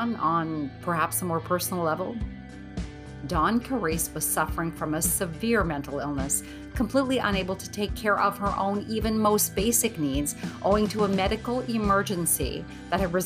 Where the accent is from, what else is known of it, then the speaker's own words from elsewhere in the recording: Northern Ontario, Canada; the very small town that I grew up in Northern Ontario, Canada